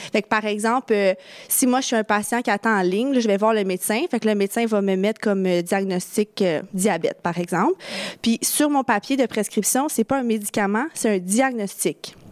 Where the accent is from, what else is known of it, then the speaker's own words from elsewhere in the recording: Quebec, Canada; chez nous au Québec